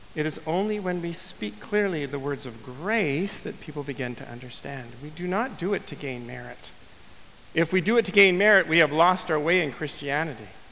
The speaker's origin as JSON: {"language": "English", "town": "Winnipeg", "region": "Manitoba", "country": "Canada", "tie": "born or raised there", "said": "my hometown of Winnipeg"}